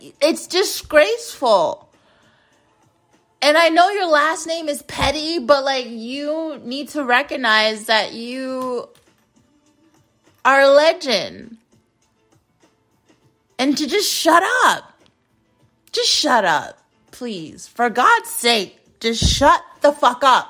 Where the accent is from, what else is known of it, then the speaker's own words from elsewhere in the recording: United States; being an American